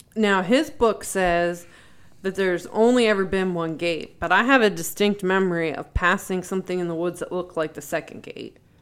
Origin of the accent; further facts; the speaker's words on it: York County, Pennsylvania, United States; the area I grew up in in York County, Pennsylvania.